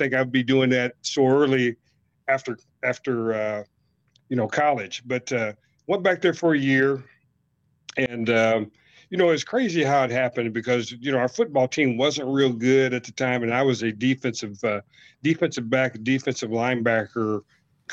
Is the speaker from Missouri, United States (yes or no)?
yes; Carthage, Missouri, United States; also born or lived in Joplin, Missouri; I went back to my hometown of in Carthage, Joplin, Missouri